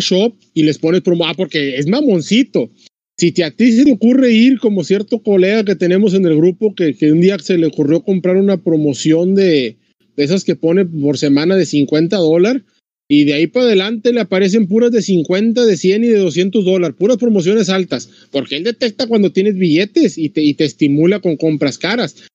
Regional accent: Tamaulipas, Mexico; como decimos acá, Tamaulipas

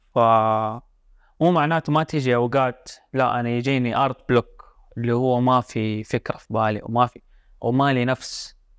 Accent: Jeddah, Makkah Province, Saudi Arabia; انا من جده

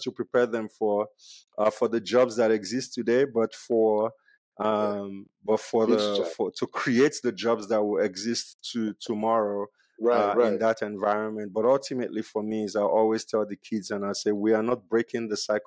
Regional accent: Nigeria; moved away; growing up in Nigeria, we had one tap and almost 60 people shared that tap

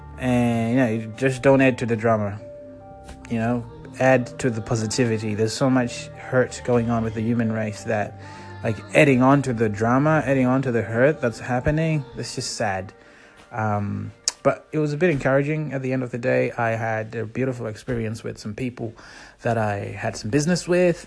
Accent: Zimbabwe; I'm from Zimbabwe

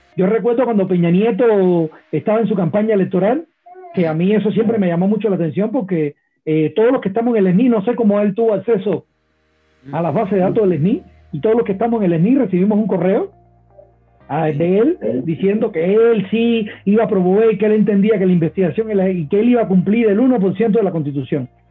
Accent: Cuba; now in Mexico; yo vengo de Cuba

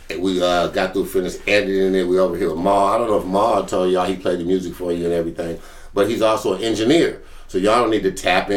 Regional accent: California, United States; I'm from California

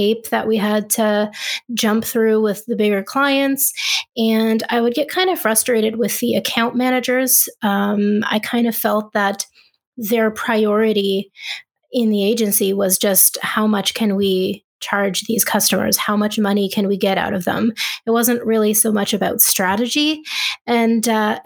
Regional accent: Ottawa, Ontario, Canada; when I moved back home to where I'm from Ottawa, Canada

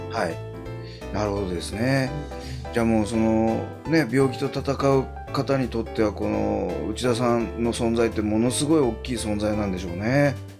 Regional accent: Hiratsuka, Kanagawa, Japan; 出身が平塚市なんですよ

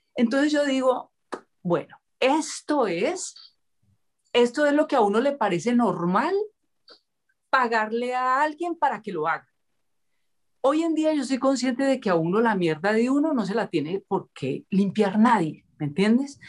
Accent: Cali, Valle del Cauca, Colombia; yo nací en Cali eh, en el marco de una sociedad supremamente clasista, racista, eh, esclavista también

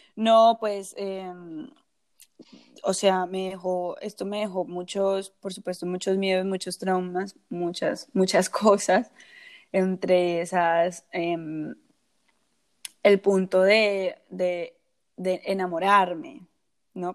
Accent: Colombia; en un país del que, yo, mm. del que yo soy, que soy colombiana.

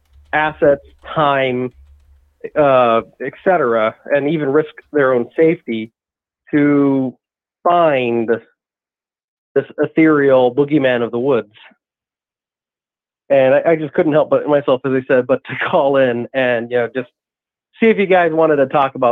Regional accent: Los Angeles, California, United States; another one in Hispanic lore that I know about, because I grew up in Los Angeles.

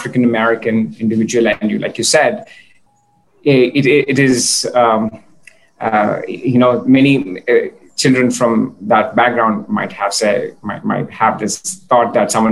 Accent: India; as an Indian engineer

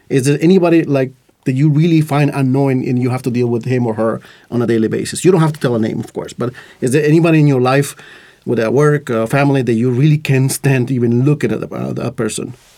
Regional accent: Costa Rica; English is a second language; now in Estonia; growing up in Costa Rica, for example, uh, I didn't learn English until I was like uh, late my late teens

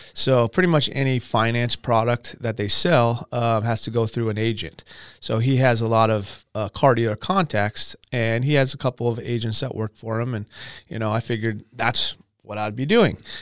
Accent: Camarillo, California, United States; I grew up in Ventura County, Camarillo pretty much been here my whole life.

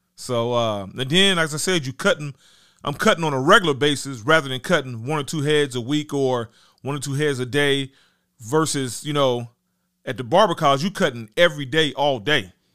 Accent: Dayton, Ohio, United States; also born or lived in Huber Heights, Ohio; I'm from Dayton, Ohio, technically, but I went to school in Huber Heights at Wayne High School

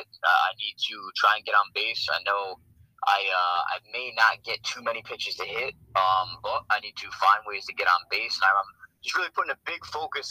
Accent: New York, United States; Born and raised in New York

